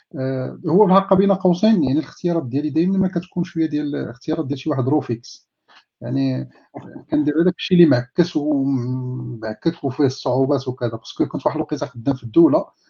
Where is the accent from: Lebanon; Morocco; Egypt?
Morocco; Taza, Fès-Meknès; born or raised there; also born or lived in Sefrou / Midar